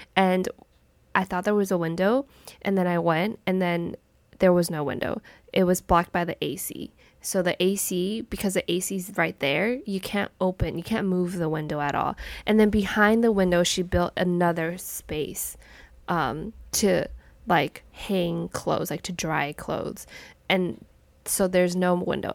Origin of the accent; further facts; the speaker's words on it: United States; I was literally, like, born and raised my whole entire life in America.